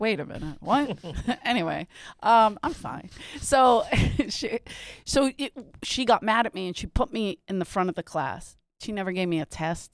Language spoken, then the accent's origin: English; Philadelphia, Pennsylvania, United States